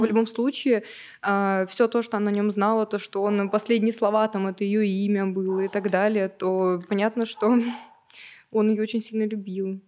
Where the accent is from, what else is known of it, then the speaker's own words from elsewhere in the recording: Novokuznetsk, Kemerovo Oblast, Russia; я из Новокузнецка